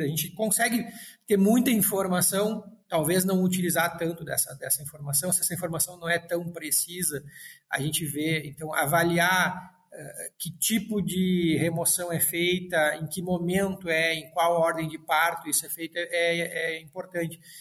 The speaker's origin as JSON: {"language": "Portuguese", "town": "Frederico Westphalen", "region": "Rio Grande do Sul", "country": "Brazil", "moved": "as an adult", "said": "vinha do interior e pensava em voltar para o interior, trabalhar com coisas próximas. E a, a minha cidade, eu sou de Frederico Westphalen"}